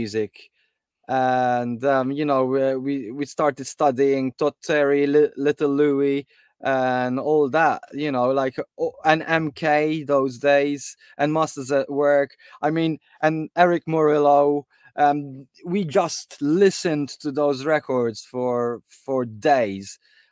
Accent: Malta; now in United Kingdom; I came from Malta

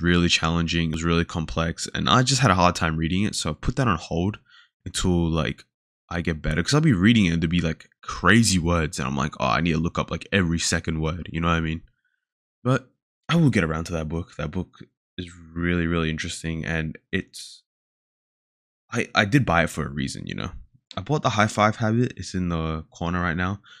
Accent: Sydney, New South Wales, Australia; now in Melbourne, Australia; I was born in Sydney

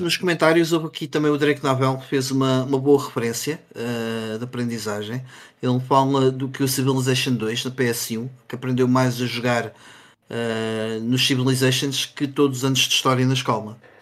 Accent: Sintra, Lisbon, Portugal; de onde eu sou, uh, havia uma prova, a prova de Sintra

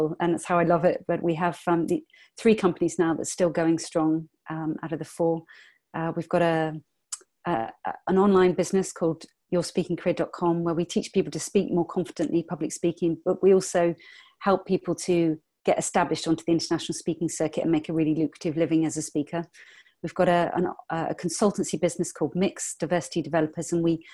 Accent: England, United Kingdom; I'm from England

